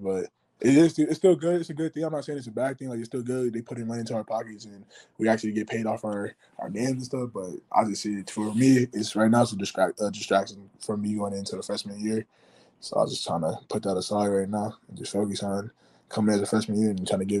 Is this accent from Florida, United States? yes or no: yes; Florida, United States; So, like, my childhood conference, so my dream school, I'm from Florida.